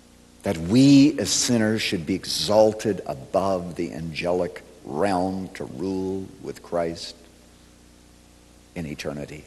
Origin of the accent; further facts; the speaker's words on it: Chicago, Illinois, United States; I come from Chicago